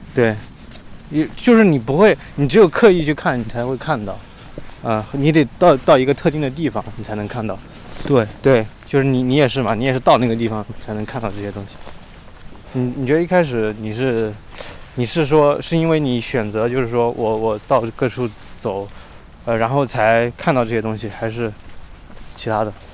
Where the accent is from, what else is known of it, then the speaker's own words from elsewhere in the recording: Shou County, Anhui, China; moved away; 我老家就是在，呃，寿县哦。它是，寿县，它是战国时候就是楚国的国都，对嗯。然后是一个，反正就是一个小县城嘛。然后但是我是县城下面的镇，镇子里面的小村